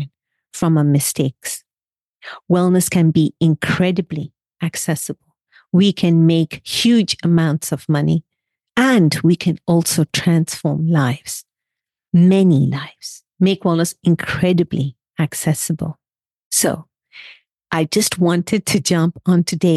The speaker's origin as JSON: {"language": "English", "country": "Kenya", "also_born_or_lived": "India", "said": "I am from Kenya, originally from India"}